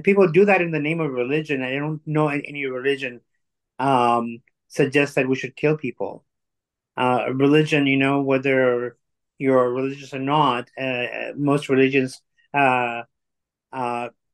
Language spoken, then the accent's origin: English; Tanzania; also born or lived in India; now in Canada; I'm actually born in Tanzania, in East Africa. My grandfather came from India